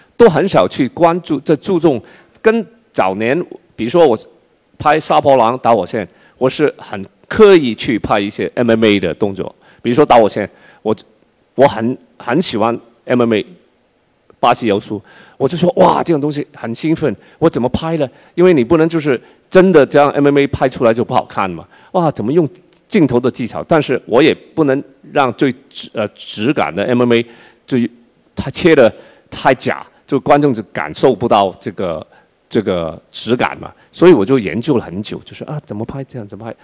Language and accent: Chinese; China; 我们中国